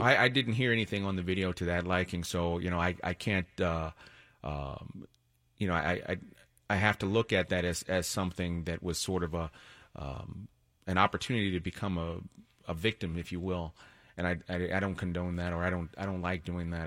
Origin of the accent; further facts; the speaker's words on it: Washington, District of Columbia, United States; now in Connecticut, United States; I'm actually from Washington, D C originally.